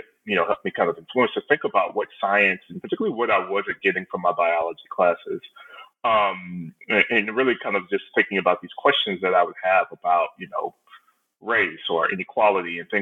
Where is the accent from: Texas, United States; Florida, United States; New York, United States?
Texas, United States; Houston; moved away; I'm originally from Houston, Texas, or right outside of Houston, Texas